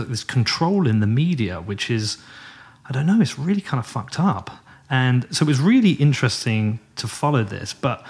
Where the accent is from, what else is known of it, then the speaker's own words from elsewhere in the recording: United Kingdom; But coming over as a British person to the US, this is like my 60th, 70th time.